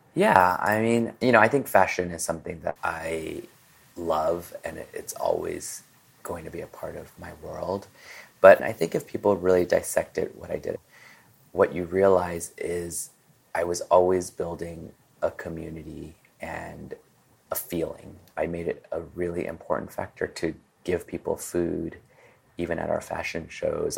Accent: Peru; also born or lived in Hong Kong; now in Los Angeles, United States; I was born here in Chinatown, Los Angeles, at um, French Hospital. And two months later, my family decided to continue their journey move to Peru we set up house

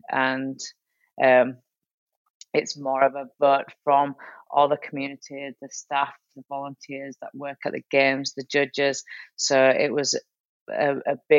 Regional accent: United Kingdom; moved away; I still represent the UK, even though I'm living out here now. I'm still British.

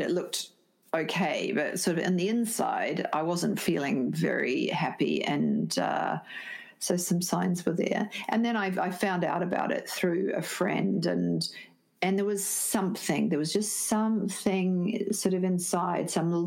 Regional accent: New Zealand; moved away; also born or lived in Sydney, Australia; I'm originally from New Zealand, but I was living in Sydney

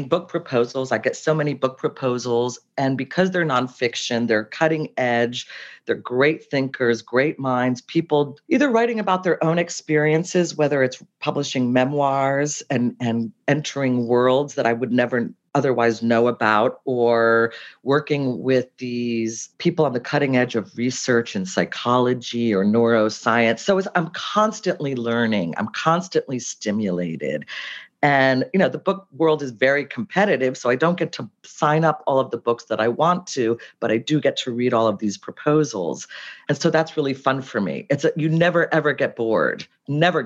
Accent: United States; moved away as an adult; also born or lived in Cincinnati, Ohio / New Jersey / Providence, Rhode Island; now in New York, United States; I grew up in Cincinnati and New Jersey, and I went to school in Providence

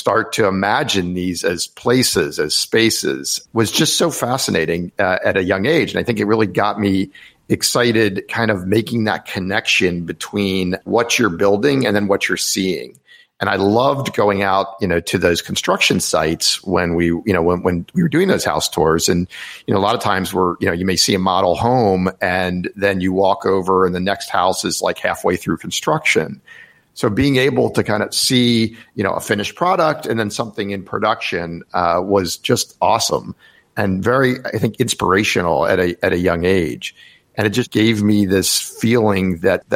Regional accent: Rockville, Maryland, United States; born or raised there; now in Washington, D.C., United States

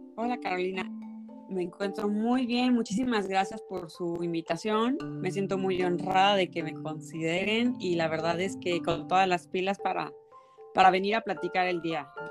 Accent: State of Mexico, Mexico; yo nací en la Ciudad de México, bueno, en el Estado de México exactamente

